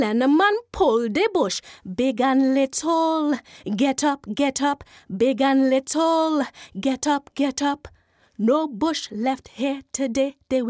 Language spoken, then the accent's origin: English; Saint Thomas, U.S. Virgin Islands; born there; And I was born in St. Thomas.